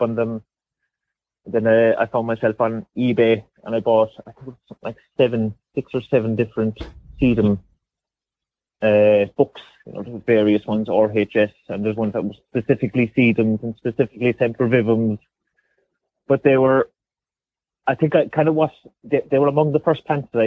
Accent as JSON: {"language": "English", "town": "Cobh", "region": "Munster", "country": "Ireland", "tie": "born or raised there", "moved": "as an adult", "lives_now": "Ballinascarty, Ireland", "said": "I'm born and raised in Cove"}